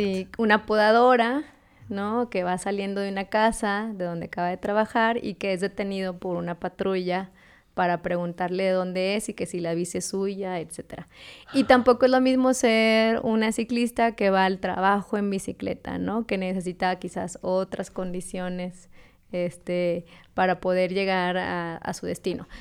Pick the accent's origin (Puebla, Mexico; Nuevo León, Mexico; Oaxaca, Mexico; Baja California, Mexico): Nuevo León, Mexico; Monterrey; also born or lived in Hermosillo, Sonora; yo en realidad no nací en Monterrey. Nací en Sonora, en Hermosillo